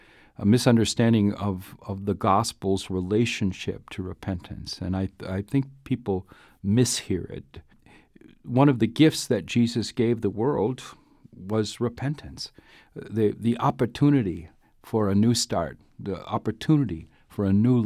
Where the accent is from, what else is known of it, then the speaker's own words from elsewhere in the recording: Duluth, Minnesota, United States; Well, I was born across the border in Minnesota. I grew up in mostly in Duluth, but all over the place.